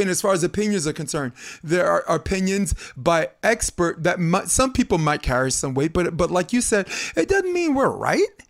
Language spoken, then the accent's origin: English; New York, United States; moved away; I'm from New York, and I know how it feels to only be able to actually play beach volleyball, like, for, three mon, four, four months out of the year